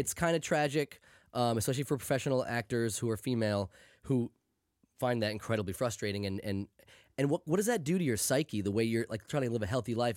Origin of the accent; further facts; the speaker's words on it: United States; I am old and from America